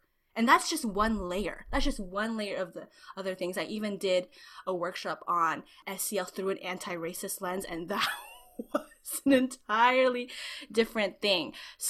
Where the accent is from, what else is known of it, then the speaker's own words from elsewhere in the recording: Philippines; A little bit of a background, I'm Filipino